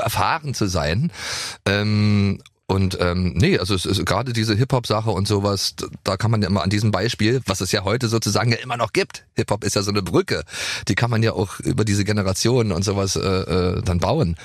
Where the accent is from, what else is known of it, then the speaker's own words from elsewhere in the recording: East Germany, Germany; ich komme ja regelrecht nicht nur aus einer anderen Zeit, sondern aus, aus einem Land, was es auch nicht mehr gibt